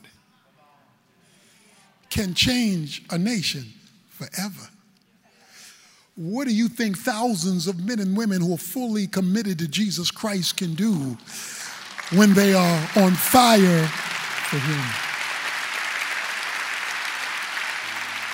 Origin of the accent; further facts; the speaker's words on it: Baltimore, Maryland, United States; I'm from Baltimore